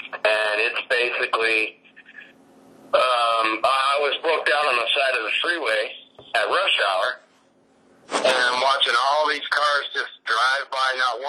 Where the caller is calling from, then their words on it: Gilbert, Arizona, United States; Yep, Gilbert, Arizona.